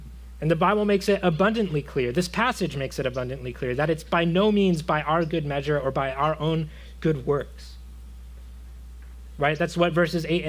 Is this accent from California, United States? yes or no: no; Florida, United States; I come from Florida. I grew up in Florida